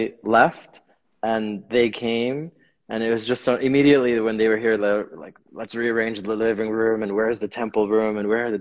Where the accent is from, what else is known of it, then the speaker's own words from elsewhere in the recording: New York, United States; I'm also like born and raised in New York